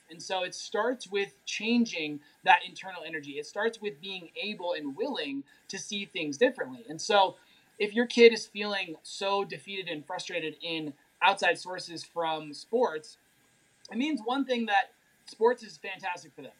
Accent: Durango, Colorado, United States; I am from Durango, Colorado

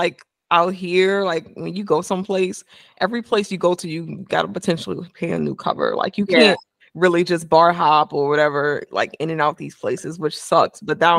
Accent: West Bank, Louisiana, United States; moved away; I'm from the West Bank. I'm not from Baton Rouge. My mom, people are from Baton Rouge.

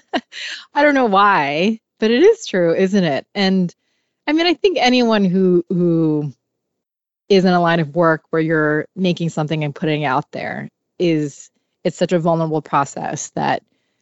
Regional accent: Hong Kong; I grew up in Hong Kong where mental health wasn't really talked about

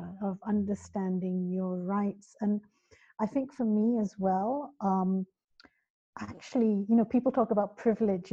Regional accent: Kuala Lumpur, Federal Territory of Kuala Lumpur, Malaysia; moved away as an adult; also born or lived in London, United Kingdom; now in United Kingdom; So I grew up in the UK, and then when I was about seven, moved over to Kuala Lumpur and lived. Went to school there, lived most of my life there, worked there.

